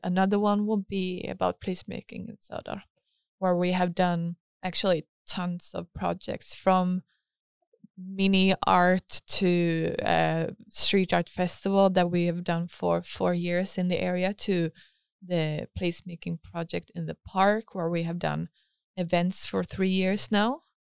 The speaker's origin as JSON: {"language": "English", "town": "Helsingborg", "region": "Skåne", "country": "Sweden", "tie": "born or raised there", "also_born_or_lived": "Stavanger", "said": "I grew up here in Helsingborg"}